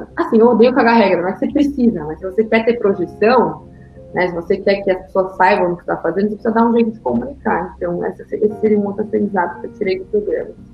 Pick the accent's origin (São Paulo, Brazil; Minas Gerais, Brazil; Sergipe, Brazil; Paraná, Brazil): São Paulo, Brazil; Guarulhos; moved away; eu nasci em São Paulo e fui morar em, em Guarulhos muito cedo, então não ser de São Paulo faz parte assim, da minha história de alguma forma, porque até os 18 anos eu morava em Guarulhos